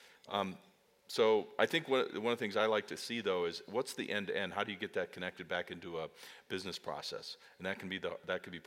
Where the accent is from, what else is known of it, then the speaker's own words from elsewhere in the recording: Great Plains, United States; I grew up on the Great Plains